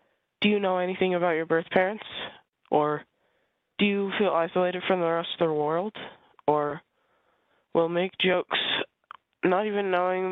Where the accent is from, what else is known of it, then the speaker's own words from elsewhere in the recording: Iowa, United States; I was born in Iowa, and I was adopted as an infant